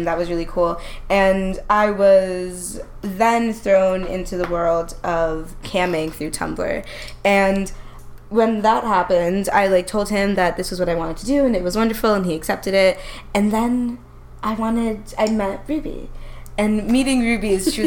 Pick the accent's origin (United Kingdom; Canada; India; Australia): Canada; Ontario; moved away; also born or lived in United States; I grew up in in Ontario, of course, but I ended up moving to the United States super duper young